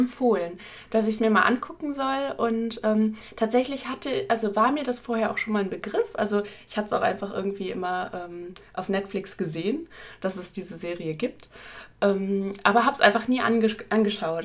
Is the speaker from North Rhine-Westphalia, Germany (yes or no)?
yes; Ruhr area, North Rhine-Westphalia, Germany; wir kommen aus dem Ruhrgebiet